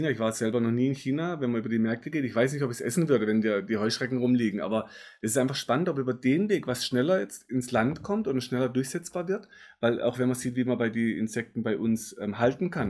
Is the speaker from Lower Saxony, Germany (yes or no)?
no; Baden-Württemberg, Germany; Genau, und, bei uns im Schwarzwald äh, ja auch ganz genau.